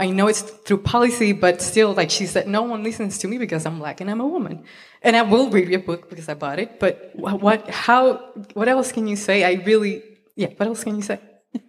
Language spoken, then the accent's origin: English; Puerto Rico; I'm from Puerto Rico.